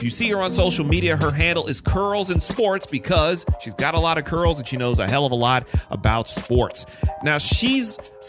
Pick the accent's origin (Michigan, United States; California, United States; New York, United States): Michigan, United States; Detroit; my hometown, Detroit, has been just drilled by this thing.